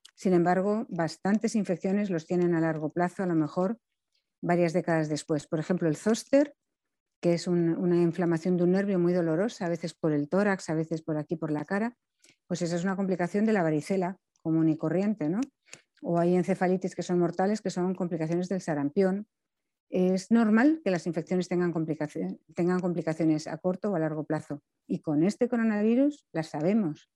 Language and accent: Spanish; Spain; tenemos como población española